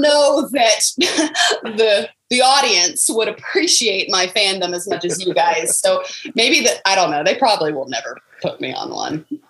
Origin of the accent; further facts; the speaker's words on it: Florida, United States; moved away; I am from Florida, but I am a Florida State fan.